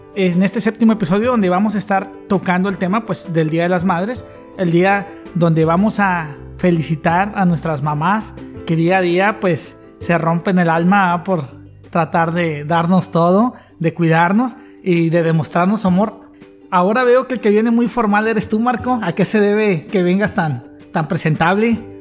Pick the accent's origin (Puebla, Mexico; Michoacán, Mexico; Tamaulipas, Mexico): Tamaulipas, Mexico; Tampico; El de aquí de Tampico, ala man. Somos muy dados a decir ala